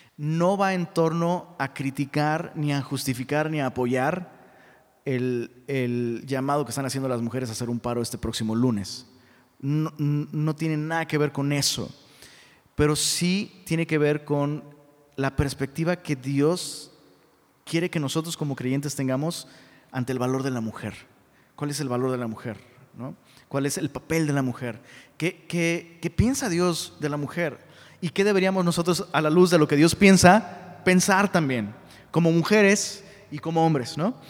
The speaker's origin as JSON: {"language": "Spanish", "town": "Taxco", "region": "Guerrero", "country": "Mexico", "tie": "born or raised there", "said": "mi abuela era eh, maestra de una escuela en Tasco, de donde soy originario"}